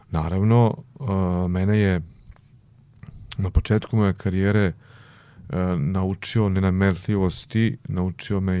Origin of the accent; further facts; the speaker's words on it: Vlasotince, Jablanica District, Serbia; moved away; ja sam rekao, sam iz Vlasutinca, on rekao, o, provincijalac.